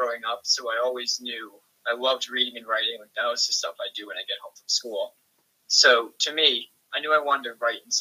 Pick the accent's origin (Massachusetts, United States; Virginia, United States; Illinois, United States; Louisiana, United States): Massachusetts, United States; I was born and raised in Massachusetts